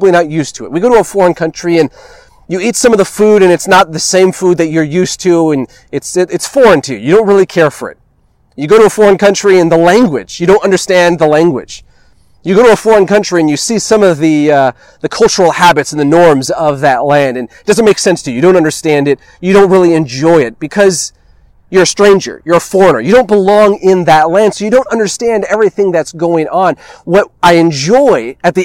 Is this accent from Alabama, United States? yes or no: no; California, United States; before I am an American, before I am Mexican or Italian, before I am a Californian, I am a child of God